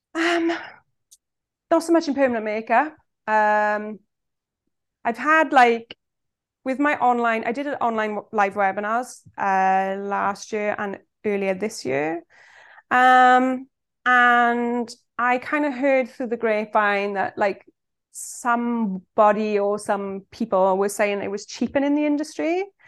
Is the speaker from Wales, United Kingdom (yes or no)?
yes; Swansea, Wales, United Kingdom; I'm from Swansea in South Wales